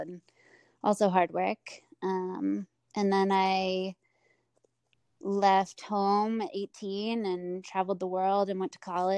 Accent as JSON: {"language": "English", "region": "Colorado", "country": "United States", "tie": "born or raised there", "moved": "yes", "lives_now": "Montana, United States", "said": "I'm originally from a small mountain town in Colorado."}